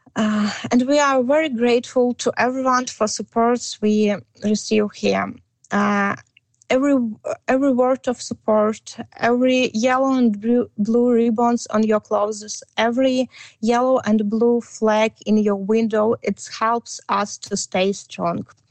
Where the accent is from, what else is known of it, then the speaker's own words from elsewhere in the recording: Brovary, Kyiv Oblast, Ukraine; English is a second language; moved away as an adult; now in Victoria, Canada; my hometown is Brovary, it's uh, 12 kilometers from Kiev